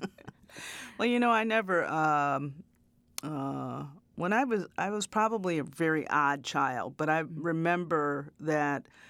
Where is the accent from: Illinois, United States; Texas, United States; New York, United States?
Illinois, United States; Chicago south suburbs; also born or lived in Peoria, Illinois; I was born in Chicago, and um, you know, my uh, early kind of formative years until I was about six or seven were in the city. But I grew up in a south suburb